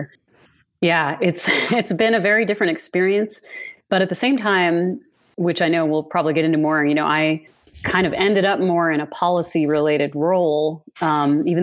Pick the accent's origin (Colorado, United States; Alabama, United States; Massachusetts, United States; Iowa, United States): Iowa, United States; growing up in Iowa